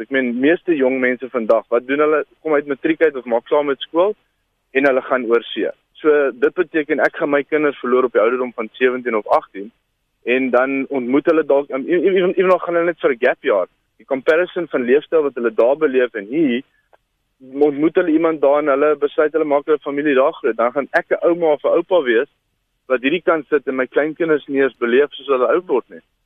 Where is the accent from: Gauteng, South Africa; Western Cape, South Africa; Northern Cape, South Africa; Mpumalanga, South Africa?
Gauteng, South Africa; Alberton; moved away; ek kom van Gauteng af. Ek was ek in Alberton gebly. Heel onder ons straat was daar 'n groot brug